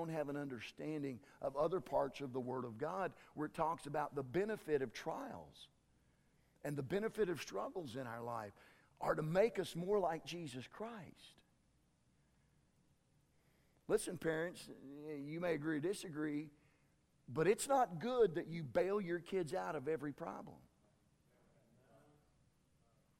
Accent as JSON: {"language": "English", "town": "Tyrone", "region": "Oklahoma", "country": "United States", "tie": "born or raised there", "said": "I grew up over in Tyrone. In my senior year, which was 1978, our baseball team went to state"}